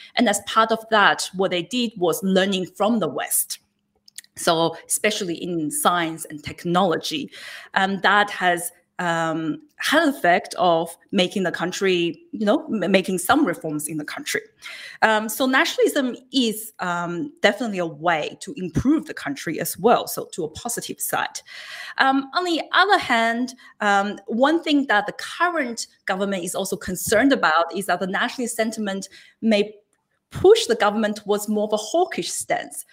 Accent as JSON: {"language": "English", "area": "Hunter Valley", "region": "New South Wales", "country": "Australia", "tie": "born or raised there", "moved": "yes", "lives_now": "Canberra, Australia", "said": "I'm actually also from the Hunter Valley. I grew up in the Hunter Valley"}